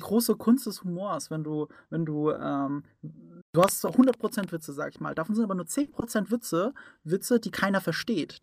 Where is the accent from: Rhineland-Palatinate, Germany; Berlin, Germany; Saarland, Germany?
Rhineland-Palatinate, Germany; ich komme aus der Pfalz und da äh, sagt man äh, mit dem Dialekt